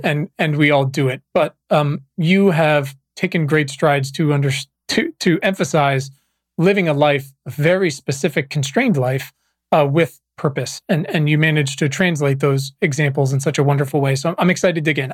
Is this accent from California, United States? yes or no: no; Virginia, United States; moved away as an adult; also born or lived in Los Angeles; I was born and raised in Virginia, and I've spent the past uh, 20 years bouncing around, but uh, past 12 years in Los Angeles